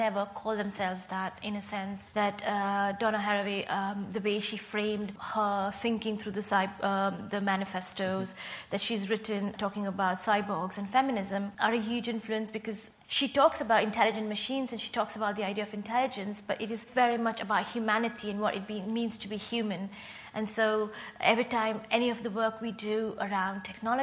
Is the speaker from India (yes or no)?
yes; India; moved away; I'm from India and I studied at the National Institute of Design in India